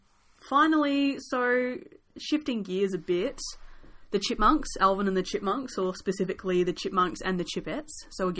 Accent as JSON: {"language": "English", "country": "Australia", "said": "I figure, given that we're Aussie, we should classify each Punk Goes cover as either Hell Yeah or Yeah Nah."}